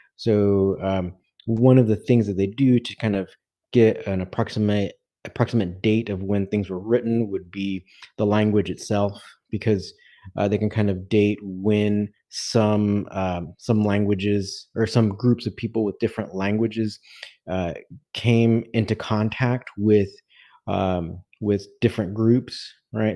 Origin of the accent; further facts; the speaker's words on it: Southern California, United States; as an American from the from Southern California